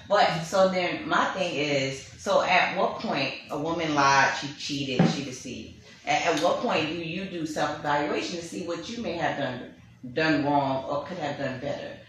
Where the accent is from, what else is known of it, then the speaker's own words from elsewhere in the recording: New York City, New York, United States; I'm from Brooklyn, New York. I'm Panamanian and Bahamian